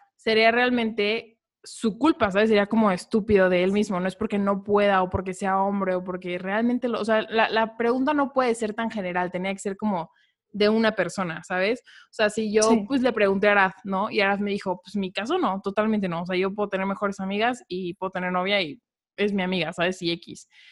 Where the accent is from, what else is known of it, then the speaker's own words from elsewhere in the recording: Mexico City, Mexico; tengo 18 años, soy de la Ciudad de México